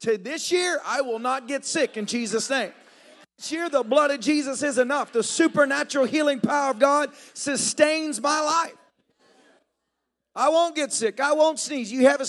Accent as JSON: {"language": "English", "region": "the South", "country": "United States", "tie": "born or raised there", "said": "you know, I grew up in the South. I heard the sayings all the time."}